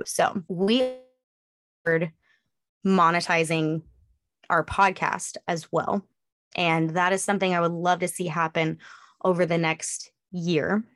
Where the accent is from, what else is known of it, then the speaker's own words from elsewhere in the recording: Northeastern California, United States; also born or lived in Eastern Oregon; now in East Texas, United States; I grew up in Northeastern California